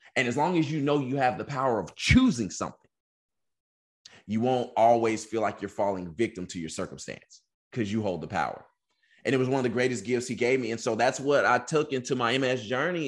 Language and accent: English; Texas, United States; moved away as an adult; also born or lived in California; I'm from Texas. I'm going to school in California. I ain't got no family.